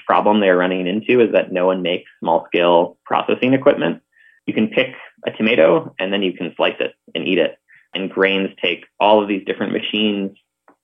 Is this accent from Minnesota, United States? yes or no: yes; Northfield, Minnesota, United States; moved away; So I grew up in Northfield, Minnesota, which is a small college town about 45 minutes south of the Twin Cities.